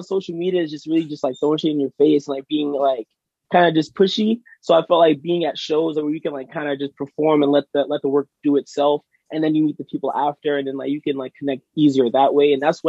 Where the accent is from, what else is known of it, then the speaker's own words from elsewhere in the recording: Boston, Massachusetts, United States; also born or lived in Randolph, Massachusetts; I'm an R&B artist, songwriter, from Randolph. I grew up in Dorchester.